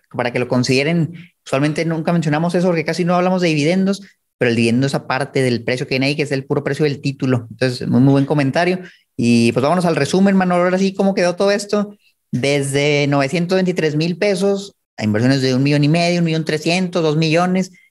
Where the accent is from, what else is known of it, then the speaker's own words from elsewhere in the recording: Chihuahua, Mexico; Yo soy de Chihuahua